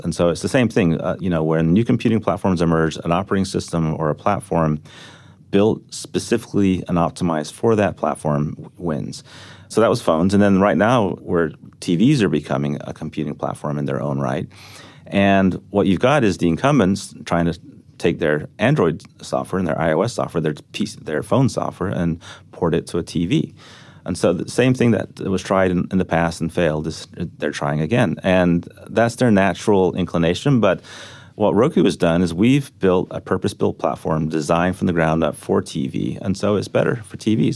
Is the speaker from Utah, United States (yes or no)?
no; Texas, United States; also born or lived in The Hague, Netherlands; I grew up in Texas